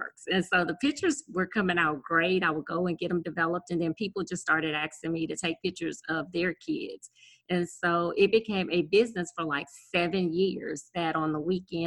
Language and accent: English; Gonzales, Louisiana, United States; I am from South Louisiana. So I'm 60 miles outside of New Orleans